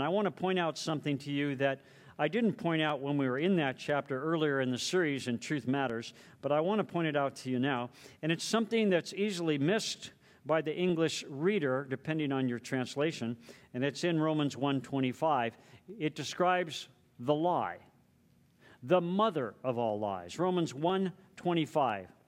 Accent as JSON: {"language": "English", "region": "Southern California", "country": "United States", "tie": "born or raised there", "moved": "yes", "lives_now": "Hawaii, United States", "said": "I grew up in Southern California"}